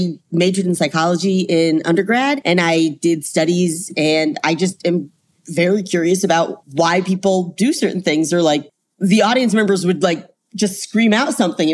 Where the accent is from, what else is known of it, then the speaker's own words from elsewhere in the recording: Charlotte, North Carolina, United States; moved away; I'm from Charlotte and you don't have basements in like clay ground. So nobody had basements growing up.